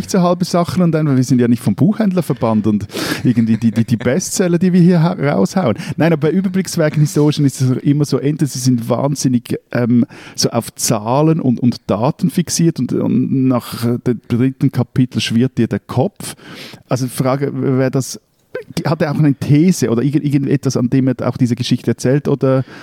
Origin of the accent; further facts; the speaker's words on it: Switzerland; als Schweizer